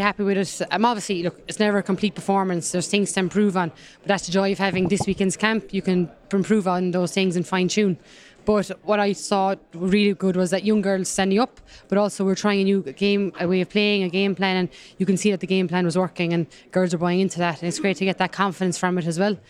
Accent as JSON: {"language": "English", "area": "Kerry", "region": "Munster", "country": "Ireland", "also_born_or_lived": "Limerick", "accent": "Kerry", "said": "I'll never shift my Kerry accent"}